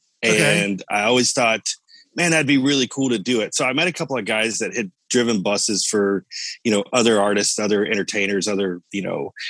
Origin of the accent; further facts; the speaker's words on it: Orlando, Florida, United States; also born or lived in Cocoa Beach, Florida; Lived all my life here in Orlando.